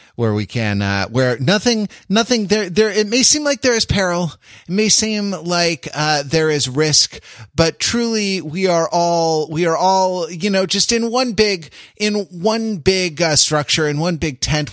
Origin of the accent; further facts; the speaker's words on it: United Kingdom; I'm British